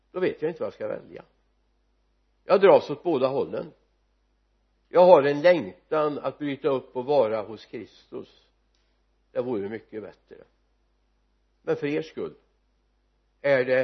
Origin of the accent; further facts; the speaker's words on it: Sweden; jag vet att jag har glädje av att jag är medborgare i Svea rike